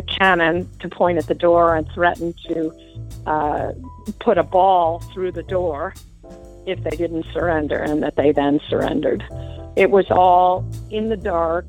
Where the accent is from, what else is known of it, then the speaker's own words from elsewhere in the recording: Darien, Connecticut, United States; my hometown of Darien, Connecticut